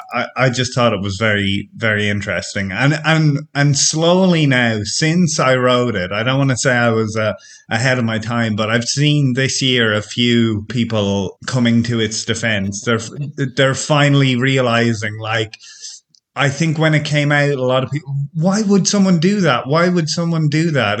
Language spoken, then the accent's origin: English; Ireland; now in France; I'm from Ireland, but I'm living in France now, in rural France.